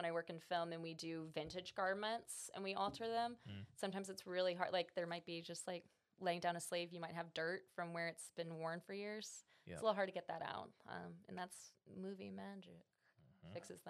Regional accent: Sumter, South Carolina, United States; My parents were in the Air Force, and my dad retired in Sumter, South Carolina, Shaw Air Force Base. Okay, so, nice. Yeah. But I moved around a bit in my 20s before coming back here.

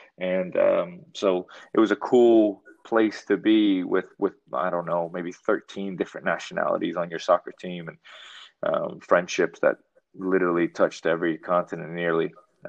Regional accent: Kenner, Louisiana, United States; also born or lived in New Orleans; I was born in New Orleans, grew up in Kenner, Louisiana.

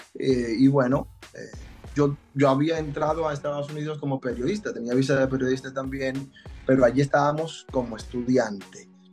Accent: Dominican Republic; moved away as an adult; also born or lived in Puerto Rico; now in Orlando, United States; Emigré de República Dominicana hace tres años

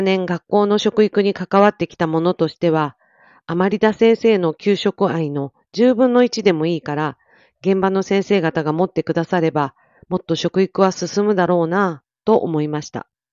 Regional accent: Miyazaki, Japan; 宮崎で育った私

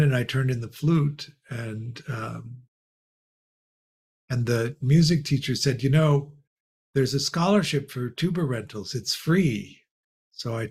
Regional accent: Chicago, Illinois, United States; We grew up in Chicago

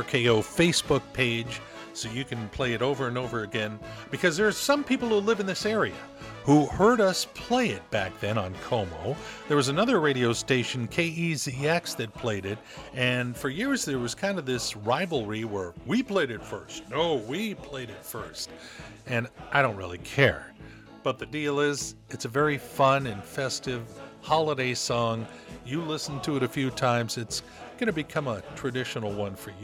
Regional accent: Southern California, United States; moved away; Growing up in Southern California, yeah, that was a part of my holiday season for a whole lot of years.

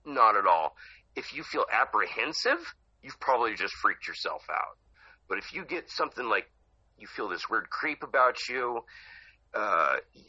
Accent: Hollister, California, United States; moved away as an adult; now in Oregon, United States; I grew up in Hollister, right next to San Jose

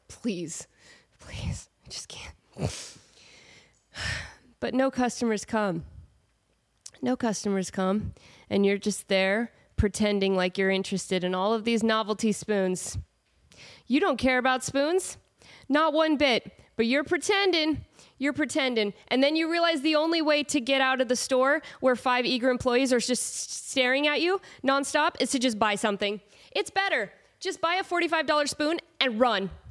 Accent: Portland, Oregon, United States; moved away; I'm from Portland

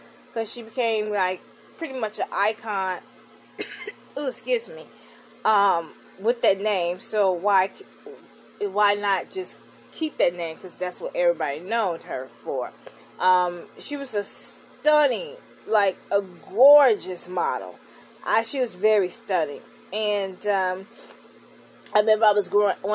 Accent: Chicago, Illinois, United States; my hometown, Chicago, Illinois

